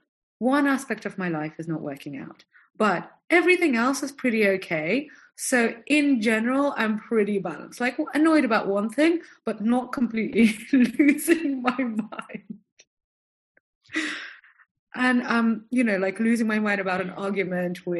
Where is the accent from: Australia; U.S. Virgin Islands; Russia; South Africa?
Russia; Moscow; moved away; also born or lived in London / French Riviera; I'm from Moscow, so we know what cold is